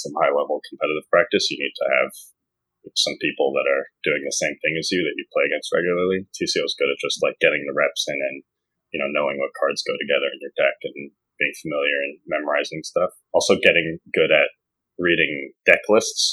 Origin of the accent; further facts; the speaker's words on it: New York City, New York, United States; I'm from New York City